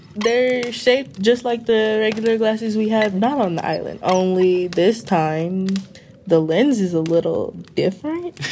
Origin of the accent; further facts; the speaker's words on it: San Leandro, California, United States; I'm from San Leandro, California